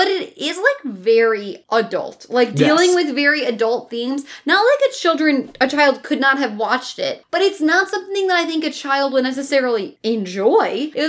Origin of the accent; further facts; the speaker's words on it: Illinois, United States; And we're from the middle of the Midwest.